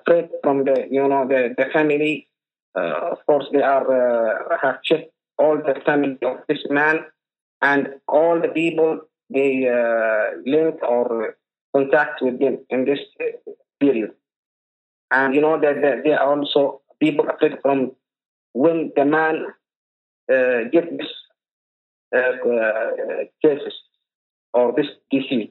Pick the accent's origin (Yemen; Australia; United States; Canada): Yemen; Hadramaut Governorate, Hadhramaut; I'm from Hadramaut, Governor Reyes.